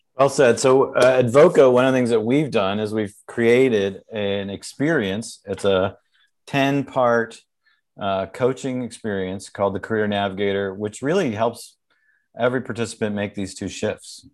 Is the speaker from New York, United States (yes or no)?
yes; New York, United States; I'm from New York